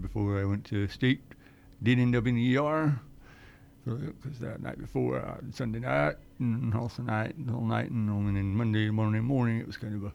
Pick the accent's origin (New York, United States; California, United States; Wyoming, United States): Wyoming, United States; Riverton; Yes, I am. I'm born and raised here